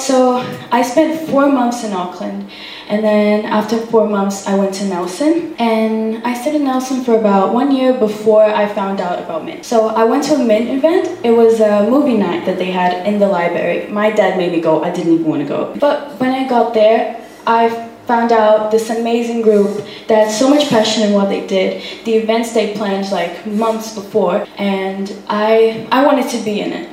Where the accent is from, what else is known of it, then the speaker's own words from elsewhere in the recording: Brazil; now in New Zealand; I am from Brazil